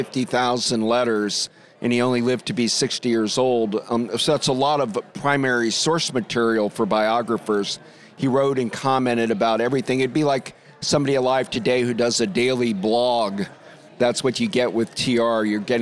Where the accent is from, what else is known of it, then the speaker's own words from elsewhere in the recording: Toledo, Ohio, United States; Toledo, Ohio, which is on the border of Michigan.